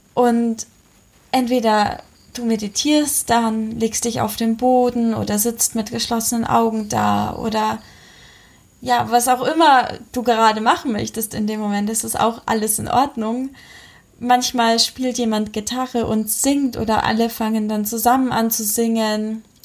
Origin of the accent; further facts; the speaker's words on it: Munich, Bavaria, Germany; In München zum Beispiel, wo ich herkomme